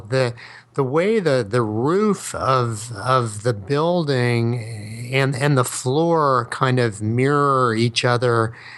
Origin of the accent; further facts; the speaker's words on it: New York City, New York, United States; accent: Brooklyn; I can't stop my Brooklyn accent